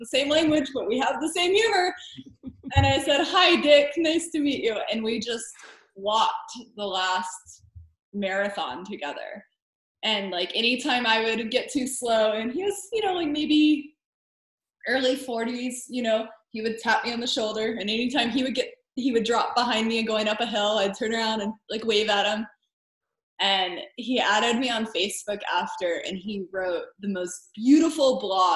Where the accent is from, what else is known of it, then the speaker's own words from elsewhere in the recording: United States; as an American